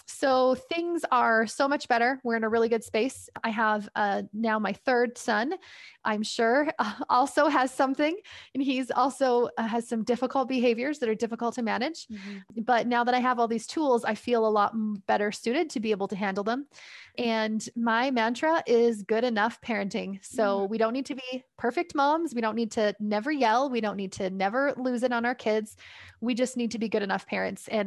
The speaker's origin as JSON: {"language": "English", "country": "Canada", "said": "I'm from Canada."}